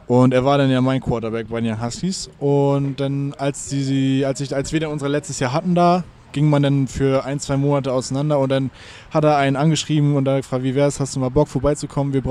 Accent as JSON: {"language": "German", "region": "Lower Saxony", "country": "Germany", "lives_now": "Hamburg, Germany", "said": "Ich komme ja ursprünglich aus der Lüneburger Heide ja. Also nicht weit weg von hier, aber ähm, ja, bin dann hier wegen der Arbeit hergezogen, auch wegen der Ausbildung."}